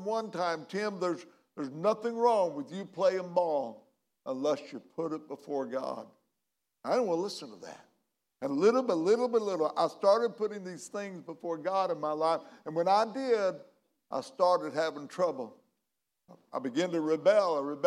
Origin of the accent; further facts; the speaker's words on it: McLeansboro, Illinois, United States; my hometown, McLeansboro, Illinois